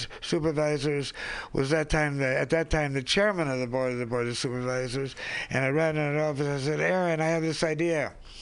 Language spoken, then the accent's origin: English; Seattle, Washington, United States; I'm from the Seattle area, from the Yakima tribe.